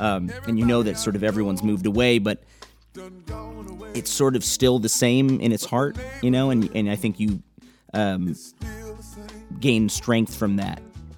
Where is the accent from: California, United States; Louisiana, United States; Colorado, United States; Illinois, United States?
Illinois, United States; Chicago; North side of Chicago.